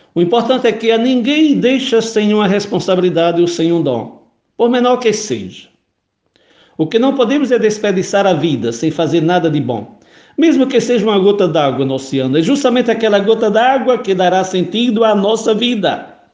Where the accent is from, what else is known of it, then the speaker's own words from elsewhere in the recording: Pau dos Ferros, Rio Grande do Norte, Brazil; quando era menino pequeno, lá no Riacho do Meio, Pau dos Ferros, Rio Grande do Norte